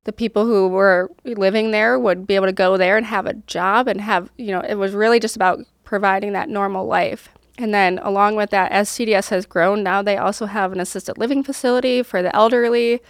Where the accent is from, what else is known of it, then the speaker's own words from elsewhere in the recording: Rochester, New York, United States; moved away as an adult; I grew up in upstate New York